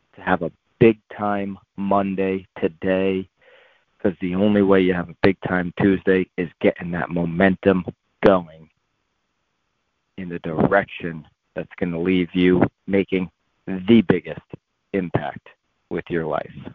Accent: Connecticut, United States; my hometown here in Connecticut

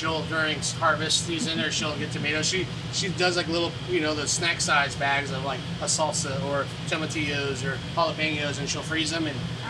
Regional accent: Napa, California, United States; I was raised in Napa, and then my parents are from Baja California

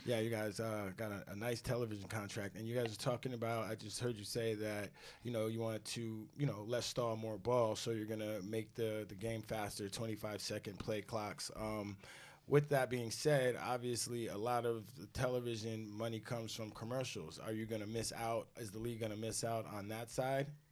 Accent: Rockland County, New York, United States; I am from Rockland County, New York.

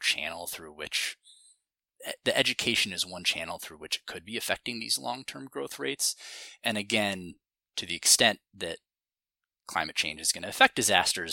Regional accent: Montana, United States; now in Los Angeles, United States; I grew up in Montana and now live in Los Angeles

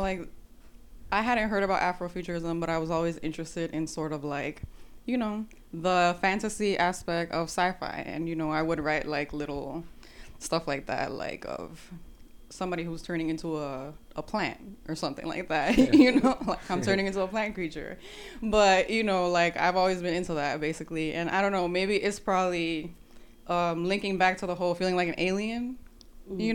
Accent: New York City, New York, United States; also born or lived in Manhattan / Dominican Republic / Miami / Atlanta; now in Savannah, United States; I was born Manhattan, raised in the Bronx, and partially in the Dominican Republic.

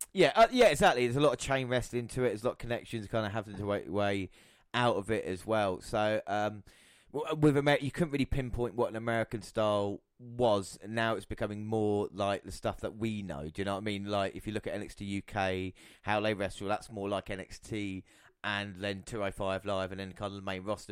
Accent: United Kingdom; we're British

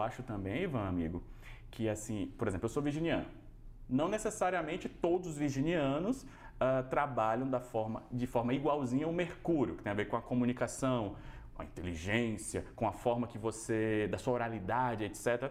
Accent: Bahia, Brazil; now in São Paulo, Brazil; eu sou baiano, né? Então eu vim da Bahia para São Paulo

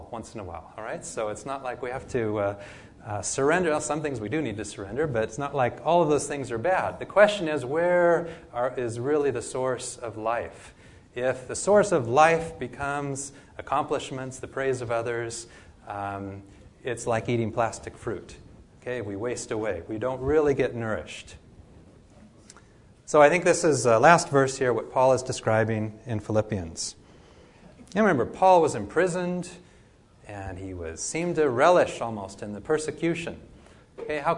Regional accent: Oregon, United States; I grew up in Oregon

